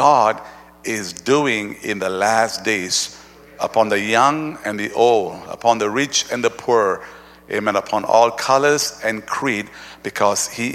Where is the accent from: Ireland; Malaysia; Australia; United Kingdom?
Malaysia; we are from Malaysia